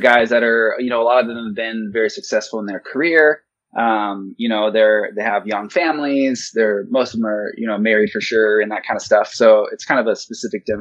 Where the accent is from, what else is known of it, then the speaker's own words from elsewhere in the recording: Montana, United States; I grew up in Montana